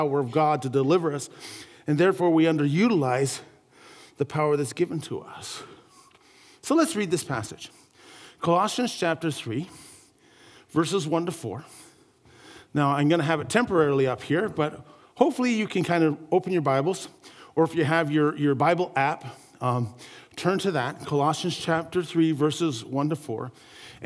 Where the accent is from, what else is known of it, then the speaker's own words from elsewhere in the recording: St. Catharines, Ontario, Canada; my hometown where there was a great big, it's called the Garden City Skyway. I come from St. Catharines, Ontario area